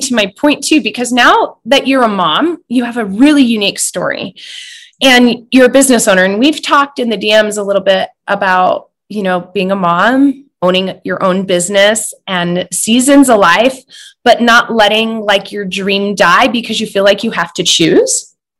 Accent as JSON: {"language": "English", "town": "Butte", "region": "Montana", "country": "United States", "said": "oh, you're from Butte? And I'm like, heck yes. I'm from Butte."}